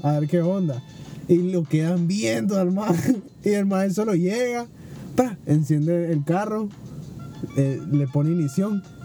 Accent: Nicaragua; como todo nicaragüense

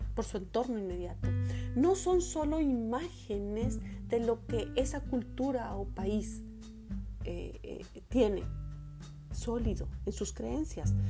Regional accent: Monterrey, Nuevo León, Mexico; now in Canada; en mi ciudad de origen, Monterrey

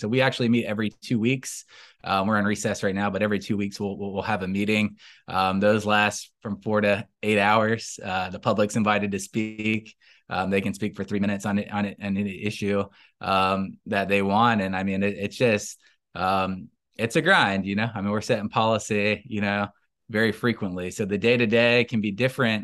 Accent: Tallahassee, Florida, United States; I grew up in Tallahassee. I'm, I'm from here

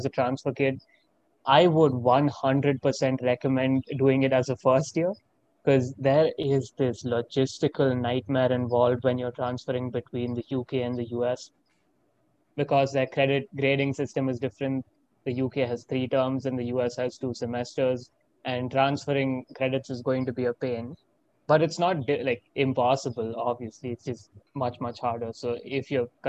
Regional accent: Bangalore, Karnataka, India; moved away as an adult; also born or lived in Coventry, United Kingdom; now in Ann Arbor, United States; I am from India and I am an Indian citizen. I went to Delhi Public School, Bangalore East

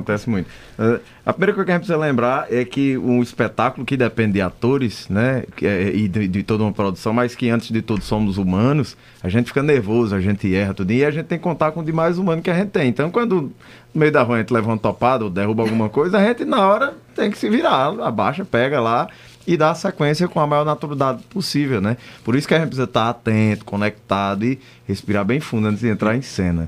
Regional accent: Bodocó, Pernambuco, Brazil; also born or lived in Juazeiro do Norte, Ceará; Eu nasci no Juazeiro, né? Juazeiro do Norte, do Padre Cícero. Fui criado em Bodocó, no sertão

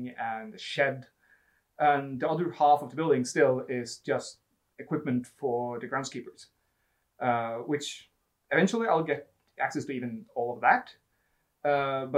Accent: Ski, Akershus, Norway; I grew up in Ski, and grew up there running around the forest

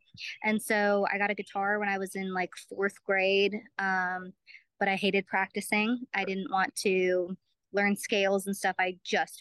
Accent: Brookfield, Wisconsin, United States; moved away as an adult; now in Nashville, United States; I'm from Brookfield, Wisconsin, which is a suburb of Milwaukee, born and raised there, and had never moved in my life until I made the move to Nashville about 7.5 years ago

